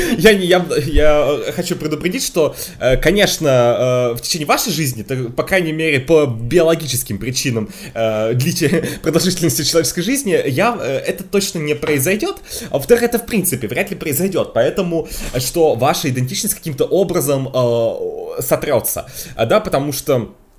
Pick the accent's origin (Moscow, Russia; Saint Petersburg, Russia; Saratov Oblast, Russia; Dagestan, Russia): Moscow, Russia; я всю жизнь живу в Москве